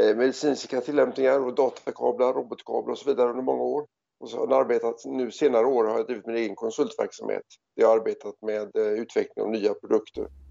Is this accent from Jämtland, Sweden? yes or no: no; Gothenburg, Västra Götaland, Sweden; moved away as an adult; also born or lived in South Africa / Australia; jag kommer ursprungligen från eh, Göteborg